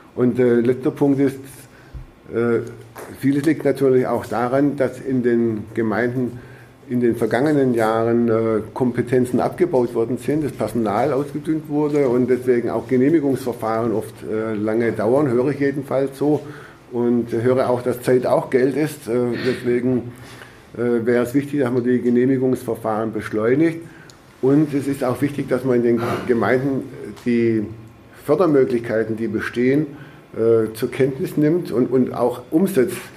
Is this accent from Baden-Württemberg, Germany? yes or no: yes; Baden-Württemberg, Germany; bei uns in Baden-Württemberg